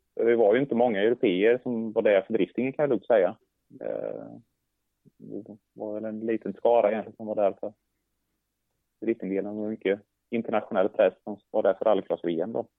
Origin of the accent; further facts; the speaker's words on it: Sweden; jag skulle komma ner som svensk